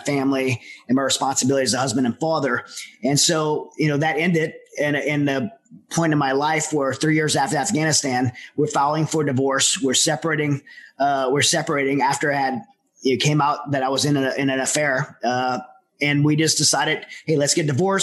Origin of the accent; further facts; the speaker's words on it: Southern Louisiana, United States; I'm from Southern Louisiana